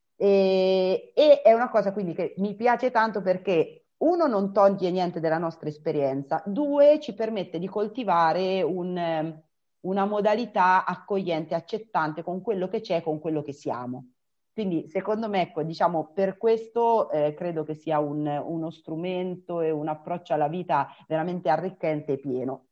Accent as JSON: {"language": "Italian", "region": "Umbria", "country": "Italy", "said": "io sono Umbra, vivo ad Umbertide"}